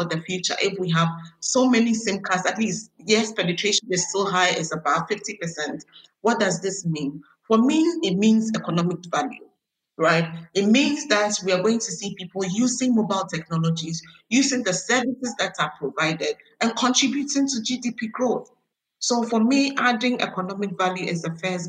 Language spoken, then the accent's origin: English; Ghana; I was born, bred, schooled in Ghana, all the way from my degree to my master's